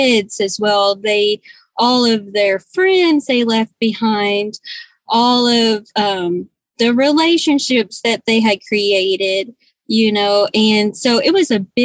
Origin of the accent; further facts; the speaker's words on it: Arkansas, United States; moved away as an adult; also born or lived in Texas; I'm originally from Arkansas. And when we got married, I moved to Texas